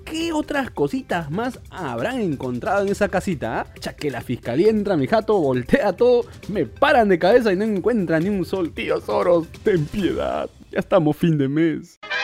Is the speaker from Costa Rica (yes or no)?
no; Peru; Yo soy peruano y como todo peruano